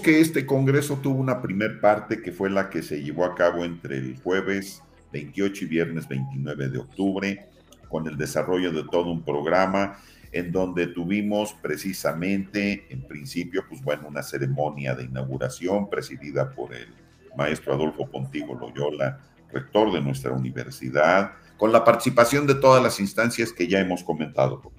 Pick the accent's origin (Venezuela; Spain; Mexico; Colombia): Mexico; Tulancingo, Hidalgo; en el bachillerato en la Prepa 2 de Tulancingo, de donde soy originario